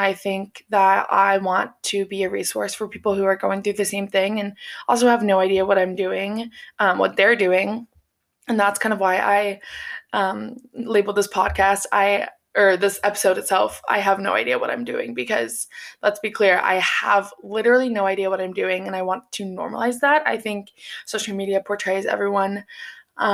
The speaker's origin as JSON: {"language": "English", "town": "Cincinnati", "region": "Ohio", "country": "United States", "moved": "as an adult", "lives_now": "Columbus, United States", "said": "I am from Cincinnati, Ohio"}